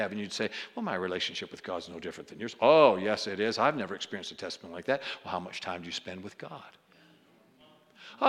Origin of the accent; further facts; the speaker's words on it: New York, United States; I didn't know this as a New Yorker. We're actually, you know, short on time growing up in New York